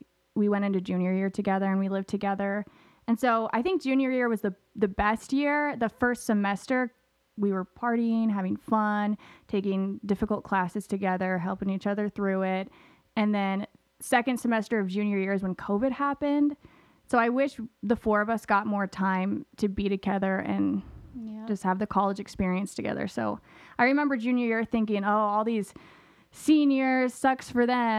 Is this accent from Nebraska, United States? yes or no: yes; Papillion, Nebraska, United States; also born or lived in Kansas City; I grew up in Omaha, more specifically Papillion